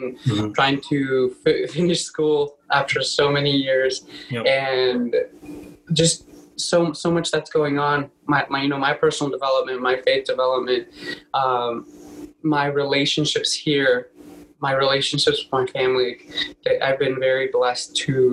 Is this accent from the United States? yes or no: yes; Texas, United States; moved away; also born or lived in Mexico; I was born in Mexico, but I grew up in Texas. And so all my family's back there.